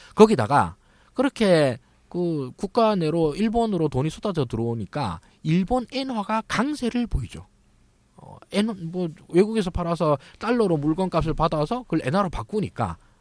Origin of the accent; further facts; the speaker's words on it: Daegu, South Korea; moved away; 제가 이제 고향이 대구인데요.